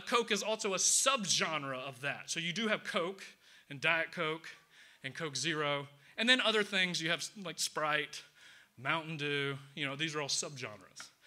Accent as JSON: {"language": "English", "town": "Atlanta", "region": "Georgia", "country": "United States", "said": "I'm from the South, from Atlanta."}